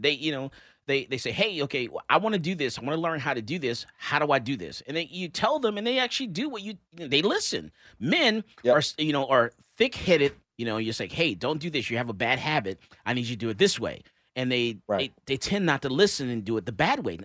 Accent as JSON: {"language": "English", "region": "Texas", "country": "United States", "said": "we're from Texas"}